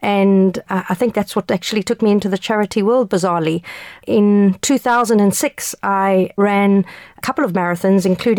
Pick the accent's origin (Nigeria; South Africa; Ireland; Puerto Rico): South Africa; moved away; I immigrated here from South Africa many years ago